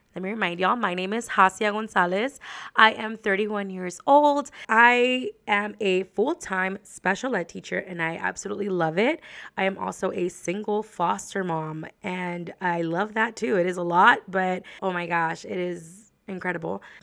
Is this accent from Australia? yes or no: no; Laredo, Texas, United States; moved away as an adult; now in San Antonio, United States; I lived in Laredo all of my life, pretty much, until I graduated from college.